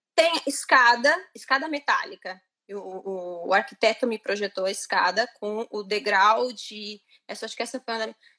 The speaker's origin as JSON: {"language": "Portuguese", "town": "Londrina", "region": "Paraná", "country": "Brazil", "tie": "born or raised there", "also_born_or_lived": "Florianópolis, Brazil", "moved": "as an adult", "lives_now": "Italy", "said": "eu nasci em Londrina, no Paraná, e os últimos anos da minha vida eu morei em Florianópolis"}